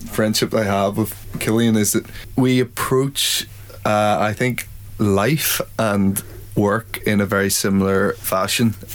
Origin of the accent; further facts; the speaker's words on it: Ireland; And uh, I think something about both being Irish and uh, we maybe have a similar vein of, of things that we find funny and humor.